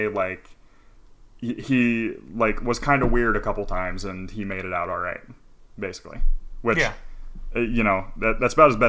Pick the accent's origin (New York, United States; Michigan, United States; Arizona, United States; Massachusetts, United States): New York, United States; I grew up in New York. I was a weird nerdy kid.